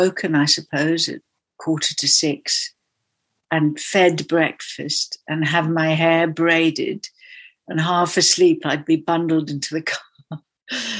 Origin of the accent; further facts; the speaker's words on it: Kalahari Desert, Northern Cape, South Africa; I was born in the Kalahari Desert, which was a magical place